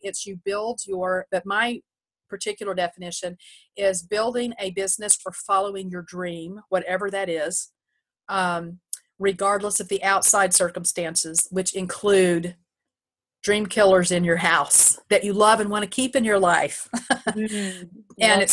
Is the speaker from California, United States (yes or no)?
no; Texas, United States; now in New York, United States; I'm a Texan, full-blood Texan